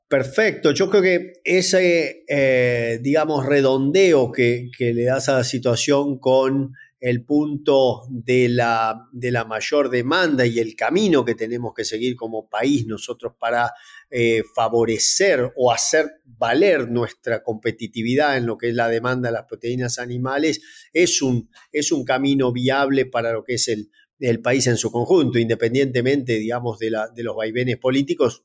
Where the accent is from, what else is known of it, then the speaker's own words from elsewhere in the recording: Argentina; Yo soy originario de Argentina